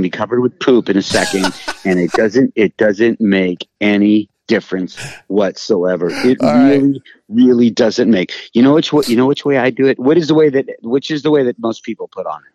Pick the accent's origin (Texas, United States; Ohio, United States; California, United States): California, United States; Los Angeles; I'm from Hollywood.